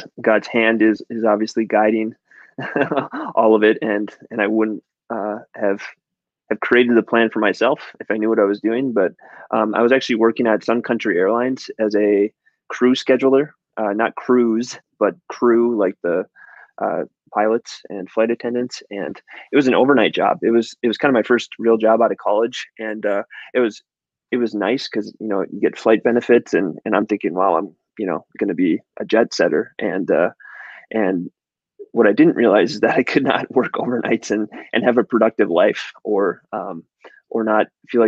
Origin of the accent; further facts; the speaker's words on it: Chisholm, Minnesota, United States; I grew up in Chisholm, Minnesota